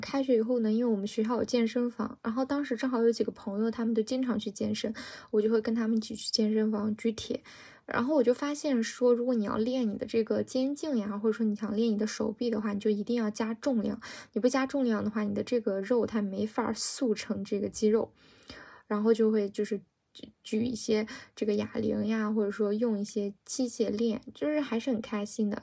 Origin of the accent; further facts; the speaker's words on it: China; 因为其实我们中国人从小学英语，它是以那种考试思维来学的嘛